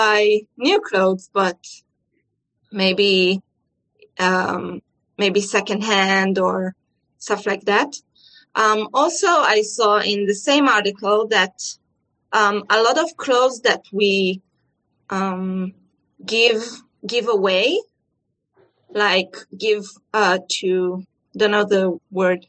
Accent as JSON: {"language": "English", "country": "Israel", "said": "I'm from Israel"}